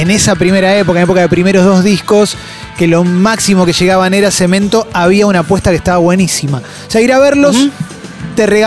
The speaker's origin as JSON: {"language": "Spanish", "town": "Lanús", "region": "Buenos Aires Province", "country": "Argentina", "said": "Hola gente, soy de Lanús"}